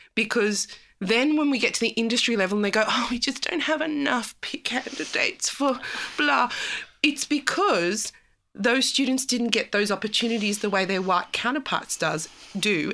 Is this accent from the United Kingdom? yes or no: no; South Africa; I'm South African